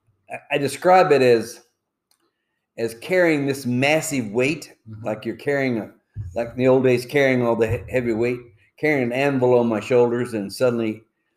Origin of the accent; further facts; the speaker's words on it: Alabama, United States; moved away as an adult; also born or lived in Joliet, Illinois / Southern Indiana / Chicago; I grew up in Alabama